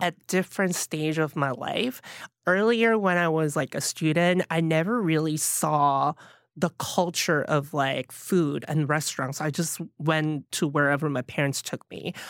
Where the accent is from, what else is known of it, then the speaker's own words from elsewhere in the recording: Pohang, North Gyeongsang, South Korea; also born or lived in Alabama; now in New York City, United States; growing up in Pohang